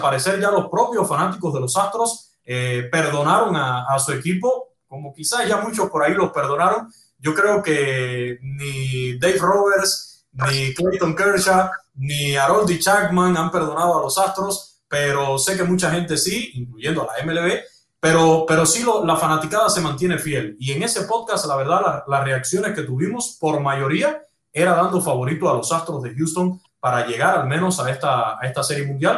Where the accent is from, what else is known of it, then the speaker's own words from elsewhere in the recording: Cuba; moved away as an adult; Yo nací en Cuba, yo viví toda mi juventud y mi Cuba